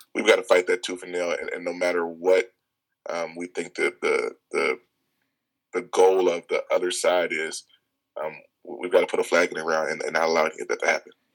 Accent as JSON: {"language": "English", "town": "Chicago", "region": "Illinois", "country": "United States", "tie": "born or raised there", "said": "I grew up on the South Side of Chicago"}